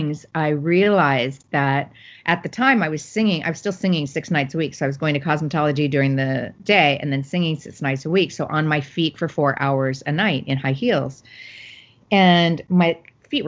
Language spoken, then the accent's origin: English; Phoenix, Arizona, United States; I grew up in Phoenix, Arizona